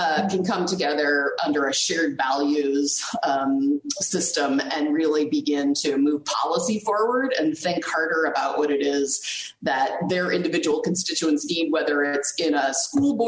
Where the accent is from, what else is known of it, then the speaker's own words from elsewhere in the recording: Nebraska, United States; I grew up in Nebraska